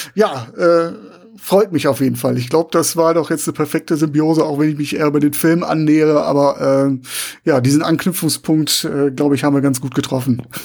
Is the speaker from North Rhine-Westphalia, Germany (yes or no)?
yes; Essen, North Rhine-Westphalia, Germany; meine Heimatstadt Essen